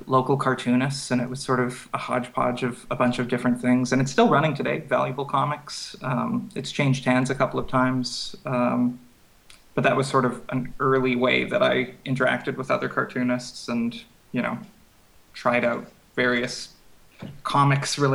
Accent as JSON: {"language": "English", "town": "Regina", "region": "Saskatchewan", "country": "Canada", "tie": "born or raised there", "also_born_or_lived": "Montreal", "moved": "as an adult", "said": "I was born and raised in Regina"}